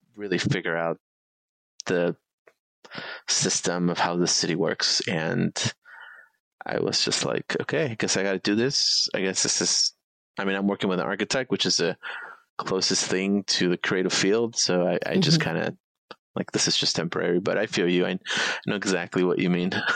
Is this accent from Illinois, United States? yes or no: yes; Chicago, Illinois, United States; I'm in the South Side. I was born and raised like in Pilsen and you know kind of back of the yards area